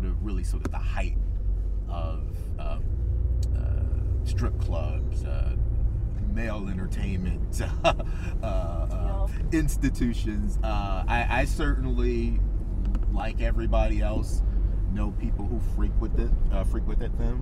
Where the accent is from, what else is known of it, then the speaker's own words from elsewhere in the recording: Detroit, Michigan, United States; in Detroit, my hometown